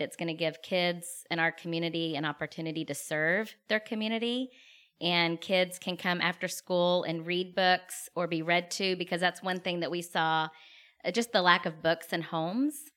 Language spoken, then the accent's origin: English; Lake Jackson, Texas, United States; also born or lived in Katy, Texas / Austin, Texas / Dominican Republic; I grew up in Lake Jackson, Texas